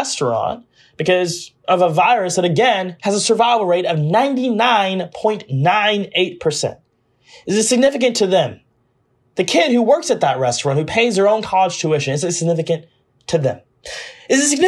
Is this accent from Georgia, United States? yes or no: yes; Augusta, Georgia, United States; my hometown of Augusta